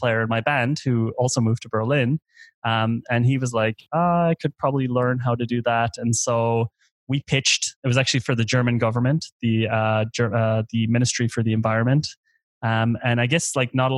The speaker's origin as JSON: {"language": "English", "country": "Ireland", "tie": "born or raised there", "moved": "as an adult", "said": "I'm Irish. I grew up in Ireland for the first 20 years."}